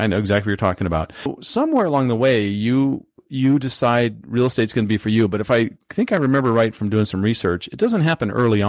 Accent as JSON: {"language": "English", "town": "San Diego", "region": "California", "country": "United States", "tie": "born or raised there", "said": "I grew up in Southern California, myself in San Diego."}